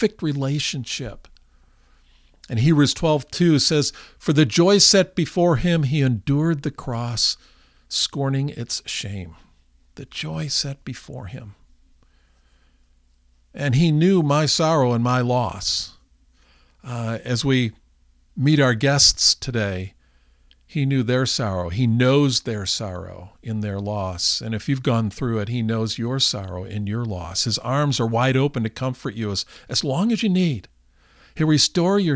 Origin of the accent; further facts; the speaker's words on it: California, United States; we are from California